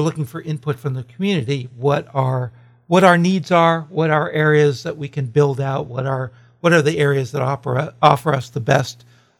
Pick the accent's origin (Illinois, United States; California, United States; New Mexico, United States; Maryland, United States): California, United States; As a Californian, it seems like good news.